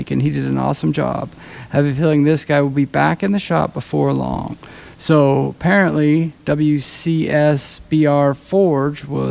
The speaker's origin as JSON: {"language": "English", "region": "Pennsylvania", "country": "United States", "tie": "born or raised there", "said": "I grew up in Pennsylvania"}